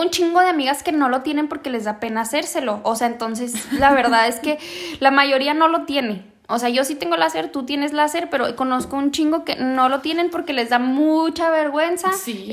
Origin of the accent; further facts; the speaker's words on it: Ciudad Juárez, Chihuahua, Mexico; nosotras somos de Juárez